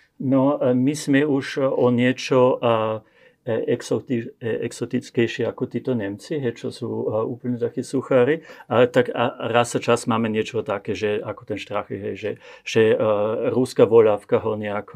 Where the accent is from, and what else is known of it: Austria; also born or lived in Slovakia